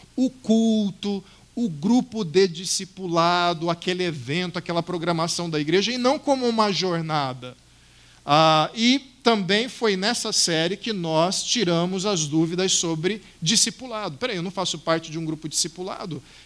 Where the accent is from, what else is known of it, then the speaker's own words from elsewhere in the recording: Cuiabá, Mato Grosso, Brazil; moved away; no centro da cidade de Cuiabá, de onde eu vim